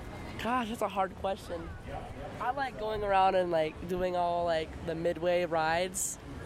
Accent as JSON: {"language": "English", "town": "Minnetonka", "region": "Minnesota", "country": "United States", "said": "I'm from Minnetonka"}